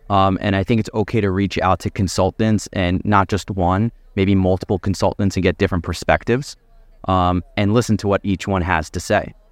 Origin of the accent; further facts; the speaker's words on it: Philadelphia, Pennsylvania, United States; I grew up in the Philadelphia area, my family's in the Philadelphia area.